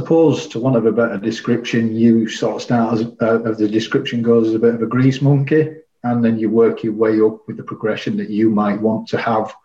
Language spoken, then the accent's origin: English; Leeds, Yorkshire and the Humber, United Kingdom; I was born and bred in Leeds. I've never really lived anywhere else but Leeds as such.